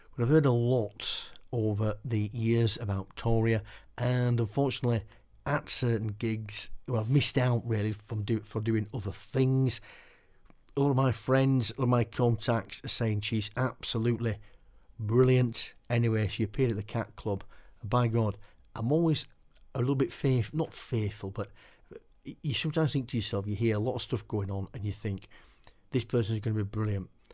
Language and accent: English; Keighley, Yorkshire and the Humber, United Kingdom; now in Silsden, United Kingdom; I live in Silsden now, but I was born in, born and bred in Keighley